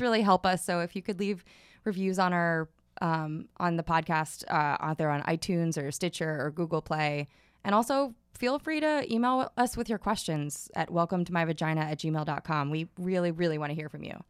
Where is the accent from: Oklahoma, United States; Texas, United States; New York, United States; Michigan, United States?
New York, United States; New York City; I grew up in Staten Island